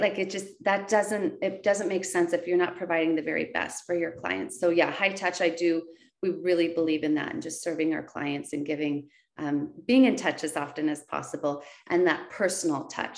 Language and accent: English; West Linn, Oregon, United States; my hometown of West Lynn